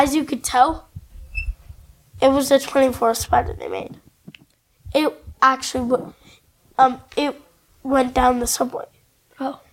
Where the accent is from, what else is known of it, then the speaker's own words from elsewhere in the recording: Canada; I'm fully Canadian. I was born here in Canada